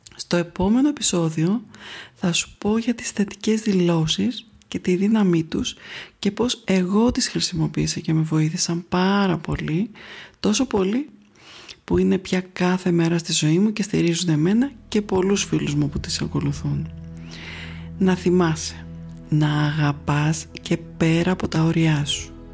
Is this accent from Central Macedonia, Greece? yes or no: no; Athens, Attica, Greece; Γεννήθηκα λοιπόν στην Αθήνα